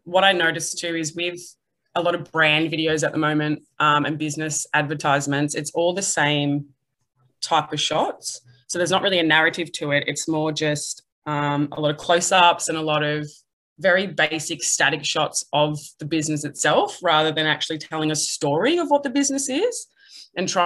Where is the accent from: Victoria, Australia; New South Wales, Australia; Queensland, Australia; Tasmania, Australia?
Victoria, Australia; Melbourne; moved away as an adult; now in Newcastle, Australia; I'm from Melbourne and I've got a arts degree